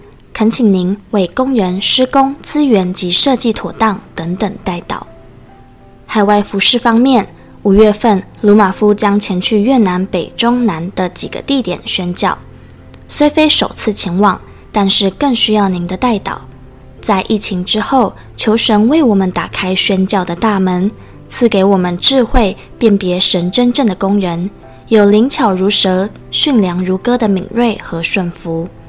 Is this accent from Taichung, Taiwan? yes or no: no; Changhua, Changhua County, Taiwan; 因为我是游子嘛，我的家乡在彰化，然后我大概已经快要三个月没有回家